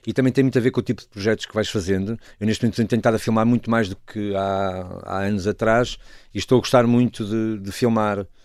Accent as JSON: {"language": "Portuguese", "town": "Porto", "region": "Norte", "country": "Portugal", "tie": "born or raised there", "also_born_or_lived": "Douro / Trás-os-Montes", "said": "eu na verdade eu nasço no Porto, mas nunca me considero do Porto"}